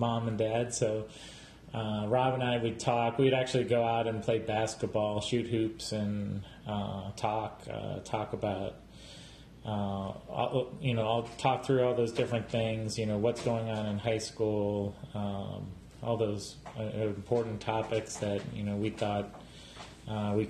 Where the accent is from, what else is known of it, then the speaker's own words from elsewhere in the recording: Strongsville, Ohio, United States; I grew up actually right outside Cleveland in Strongsville, Ohio